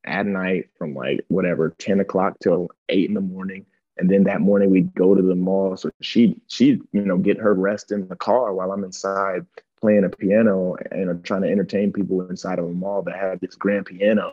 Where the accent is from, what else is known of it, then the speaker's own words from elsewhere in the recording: Akron, Ohio, United States; growing up in Akron, Ohio, you know, in the inner city